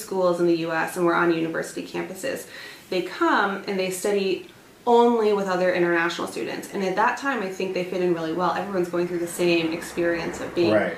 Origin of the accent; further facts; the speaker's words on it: Plano, Illinois, United States; moved away as an adult; also born or lived in Boston, Massachusetts; now in Naperville, United States; I'm originally from Plano, Illinois